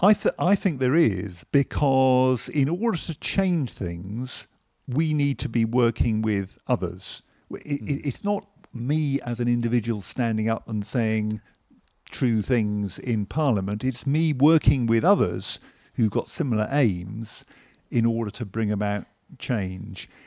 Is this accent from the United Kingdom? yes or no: yes; Hampshire, South East England, United Kingdom; moved away as an adult; now in London, United Kingdom; I grew up in Hampshire